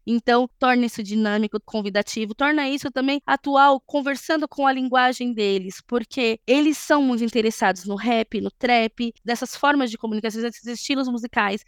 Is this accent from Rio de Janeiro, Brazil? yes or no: no; São Paulo, Brazil; sou da periferia de São Paulo